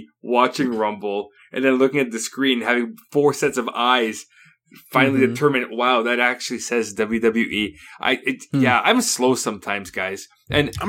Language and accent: English; Canada; I'm Canadian.